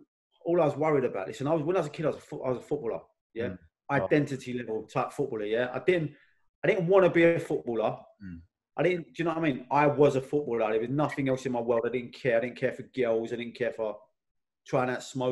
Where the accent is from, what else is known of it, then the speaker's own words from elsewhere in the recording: London, United Kingdom; also born or lived in Blackheath, London; I'm from Elephant and Castle originally, like, and my mum moved to Blackheath. I was at my nan's all the time.